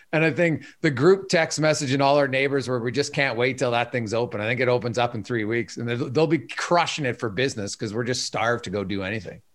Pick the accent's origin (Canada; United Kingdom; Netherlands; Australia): Canada; I'm Canadian